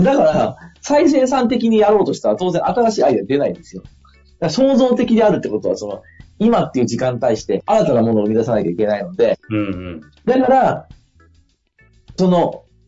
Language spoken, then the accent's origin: Japanese; Sabae, Fukui, Japan; その地元福井の鯖江という町